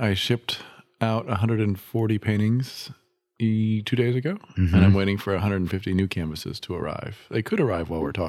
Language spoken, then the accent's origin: English; Midwest, United States; also born or lived in Illinois / Michigan / Ohio / Maryland; now in Charlotte, United States; I was born and raised in the Midwest.